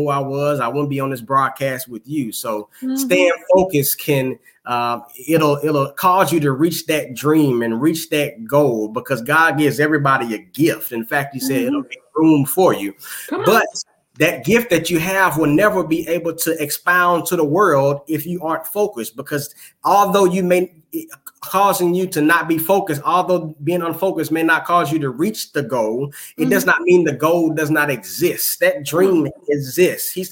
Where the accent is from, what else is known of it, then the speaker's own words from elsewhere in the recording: Houston, Texas, United States; I'm from Houston, Texas